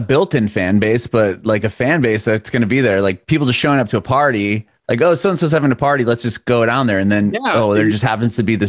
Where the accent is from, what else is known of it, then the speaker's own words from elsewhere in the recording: San Diego, California, United States; now in Nashville, United States; I'm from Southern California originally.